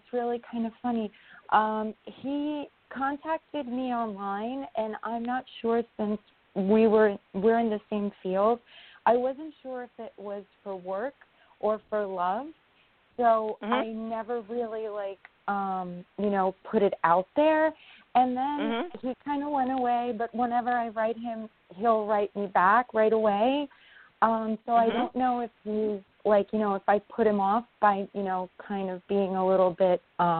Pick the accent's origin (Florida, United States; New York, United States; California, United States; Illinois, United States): New York, United States; from New York.